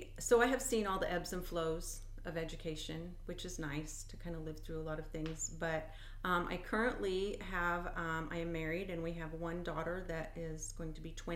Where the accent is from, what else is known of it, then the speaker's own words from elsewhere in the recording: Illinois, United States; in DeWitt County, cool. You bet. Yeah, and kind of went around and came back.